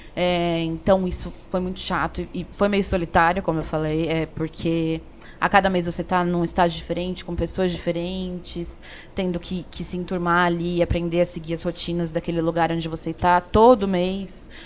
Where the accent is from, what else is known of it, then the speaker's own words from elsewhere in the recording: São Paulo, Brazil; also born or lived in Campinas; sou aqui de São Paulo mesmo, mas me formei em Campinas